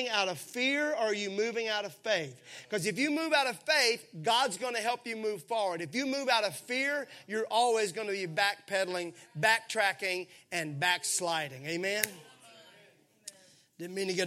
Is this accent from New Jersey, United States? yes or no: no; Mississippi, United States; I grew up in Mississippi where everything was syrupy sweet.